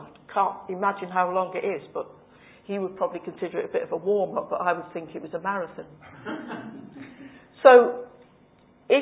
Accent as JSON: {"language": "English", "area": "Cheshire", "region": "North West England", "country": "United Kingdom", "moved": "yes", "said": "I come from Cheshire"}